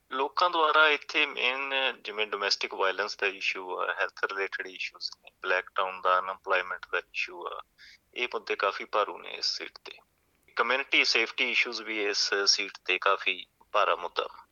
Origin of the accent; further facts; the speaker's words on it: Sunam, Punjab, India; moved away as an adult; ਮੇਰਾ ਜਨਮ ਸੰਗਰੂਰ ਜ਼ਿਲ੍ਹੇ ਦੇ ਇੱਕ ਛੋਟਾ ਜਿਹਾ ਕਸਬਾ ਸੀਗਾ ਸੁਨਾਮ ਉੱਥੇ ਹੋਇਆ